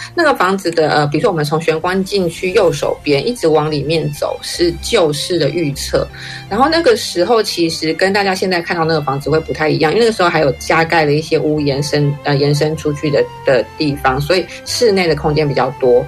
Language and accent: Chinese; Keelung, Taiwan; 对我来说，是我小时候就住在那里